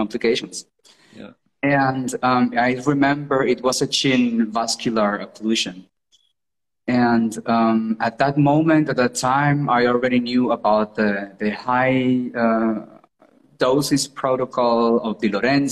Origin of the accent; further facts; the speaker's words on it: Colombia; English is a second language; moved away as an adult; now in Germany; my hometown. I'm from Colombia.